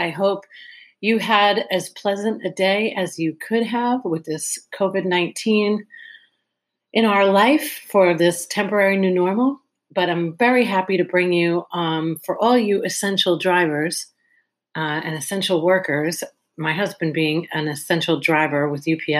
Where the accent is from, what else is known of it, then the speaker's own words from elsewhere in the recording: Long Island, New York, United States; well, from Long Island, my hometown